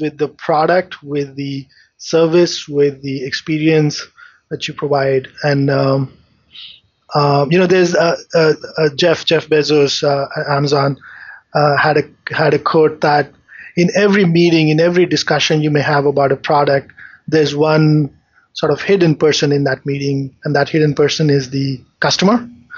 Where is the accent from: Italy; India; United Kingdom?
India; moved away as an adult; So I grew up in India.